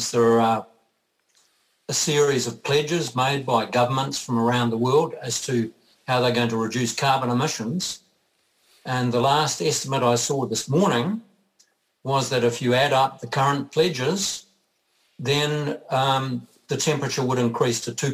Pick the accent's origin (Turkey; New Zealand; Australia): New Zealand; I'm also a Kiwi bloke.